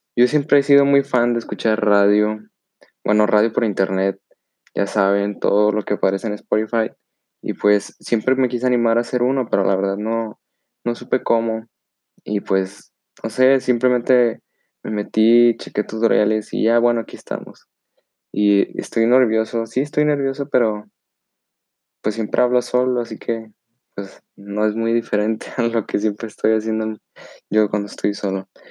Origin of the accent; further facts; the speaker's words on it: Monterrey, Nuevo León, Mexico; soy de Monterrey, Nuevo León